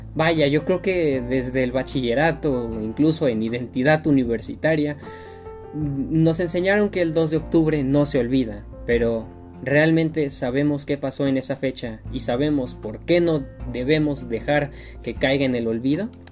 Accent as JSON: {"language": "Spanish", "country": "Mexico", "said": "como mexicanos"}